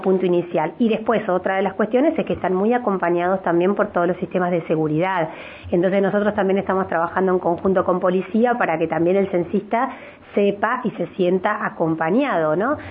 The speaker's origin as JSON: {"language": "Spanish", "region": "Neuquén", "country": "Argentina", "said": "los neuquinos"}